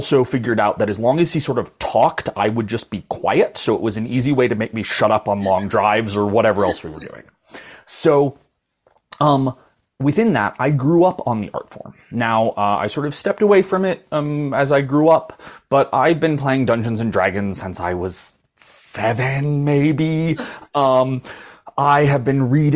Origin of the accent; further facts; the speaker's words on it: Boulder, Colorado, United States; I was born in Boulder, Colorado